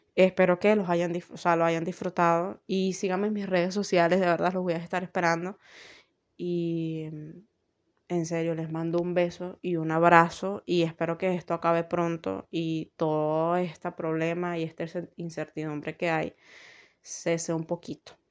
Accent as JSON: {"language": "Spanish", "country": "Venezuela", "said": "en mi país"}